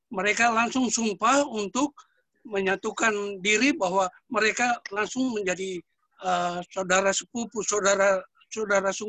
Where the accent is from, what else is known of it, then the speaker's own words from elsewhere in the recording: Ambon, Maluku, Indonesia; Masalah perjanjian darah. Kami uh, dari asli dari Ambon.